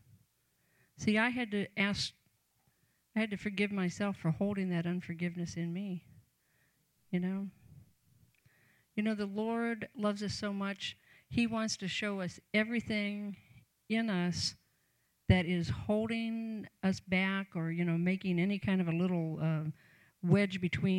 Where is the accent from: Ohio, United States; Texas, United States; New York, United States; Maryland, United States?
Ohio, United States; Canton; I grew up in Canton, Ohio, home of the Pro Football Hall of Fame